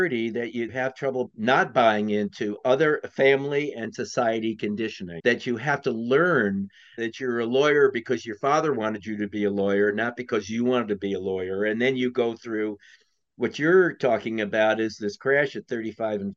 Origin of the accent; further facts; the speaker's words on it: New York, United States; moved away as an adult; also born or lived in California; I grew up in New York. I lived on the address that people die for.